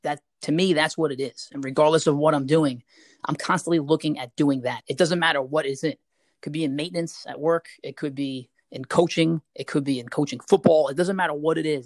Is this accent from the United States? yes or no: yes; New York City, New York, United States; I'm from Staten Island